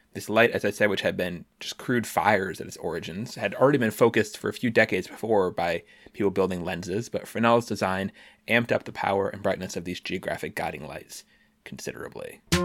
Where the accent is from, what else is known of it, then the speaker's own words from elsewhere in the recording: Washington, District of Columbia, United States; my hometown, Washington, D C